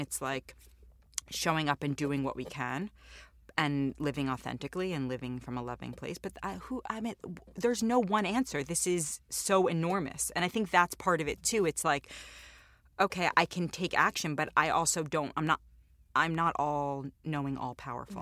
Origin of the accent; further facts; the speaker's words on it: New York City, New York, United States; I'm Jewish and I grew up in New York